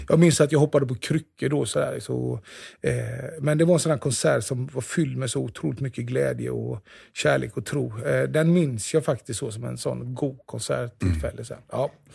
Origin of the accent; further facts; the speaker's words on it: Jönköping, Jönköping County, Sweden; den kyrkan som jag är uppvuxen i, i Immanuelskyrkan i Jönköping